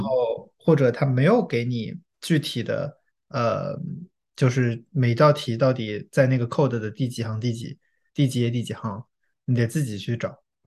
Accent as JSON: {"language": "Chinese", "country": "China", "moved": "yes", "lives_now": "United States", "said": "我作为中国人"}